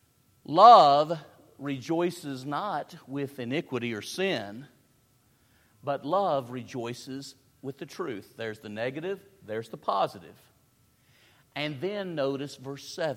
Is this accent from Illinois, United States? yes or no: no; Tennessee, United States; I'm from the South. I'm from Tennessee